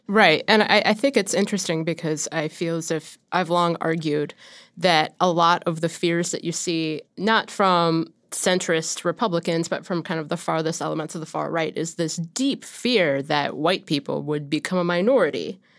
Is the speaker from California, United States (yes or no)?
no; Ohio, United States; growing up in Ohio